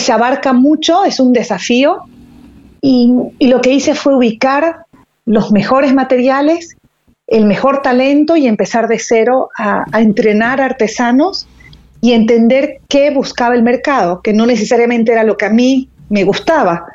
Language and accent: Spanish; Bolivia; moved away; also born or lived in Buenos Aires, Argentina / United States; Yo soy originalmente de Bolivia, pero viví 15 años fuera y me pareció excelente la posibilidad de volver a mi país a trabajar